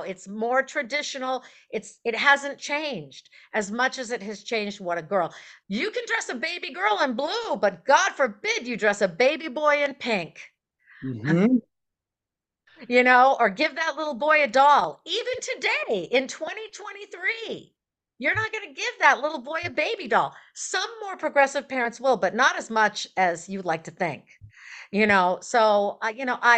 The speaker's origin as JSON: {"language": "English", "region": "Maine", "country": "United States", "tie": "born or raised there", "said": "I grew up in Maine."}